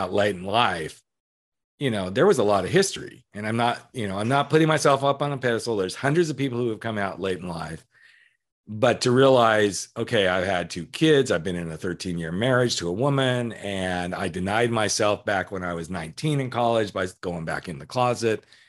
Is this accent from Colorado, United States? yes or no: yes; Colorado, United States; growing up in Colorado